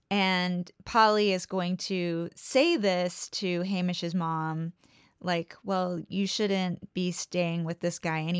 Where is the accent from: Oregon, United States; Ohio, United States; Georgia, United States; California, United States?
California, United States; born and raised in California.